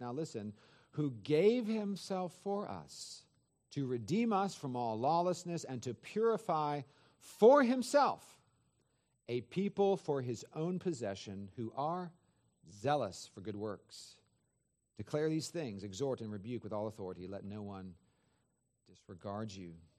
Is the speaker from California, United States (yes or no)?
yes; Northern California, United States; I grew up in Northern California, forty-five minutes from San Francisco